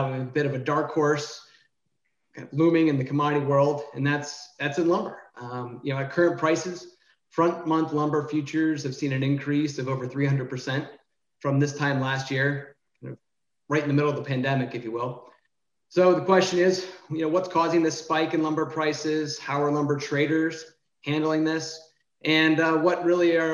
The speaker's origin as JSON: {"language": "English", "town": "Cleveland", "region": "Ohio", "country": "United States", "said": "I'm from Cleveland"}